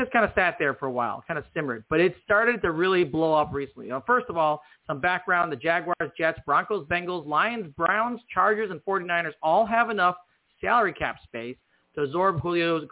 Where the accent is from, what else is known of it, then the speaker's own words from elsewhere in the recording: New Zealand; I'm actually a Kiwi. I'm actually from New Zealand.